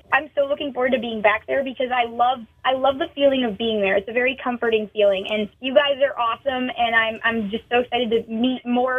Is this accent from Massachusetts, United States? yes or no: yes; Massachusetts, United States; also born or lived in Nashville; so I'm not a city girl in any way, shape, or form. In fact, I get anxiety anytime I'm in a city. I grew up in Massachusetts, and I split my time between home in Massachusetts and Nashville.